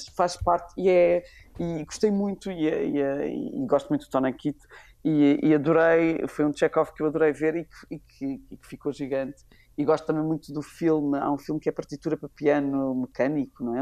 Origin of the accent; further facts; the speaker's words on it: Lisbon, Portugal; E eu sou dos Olivais